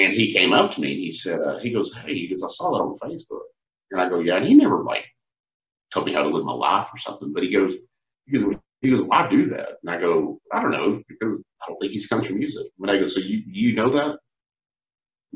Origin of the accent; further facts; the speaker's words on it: Fort Worth, Texas, United States; There's nothing like the Fort Worth stockyards, man. You know, I'm partial. It's my hometown. You know, that's where I was born and raised.